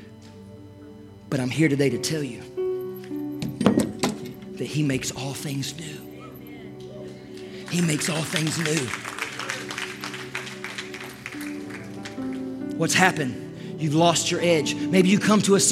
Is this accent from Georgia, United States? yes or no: yes; Toccoa, Georgia, United States; when I was growing up in Toccoa, Georgia. Actually, it was East Denali, Georgia